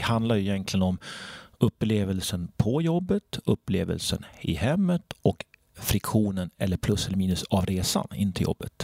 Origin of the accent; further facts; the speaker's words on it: Sandviken, Gävleborg County, Sweden; Jag kommer från Sandviken, en stålstad med inbyggda hierarkier